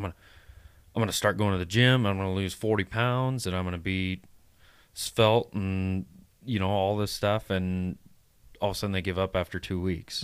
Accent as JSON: {"language": "English", "region": "Midwest", "country": "United States", "said": "I make fun of what Midwestern guys because I am one"}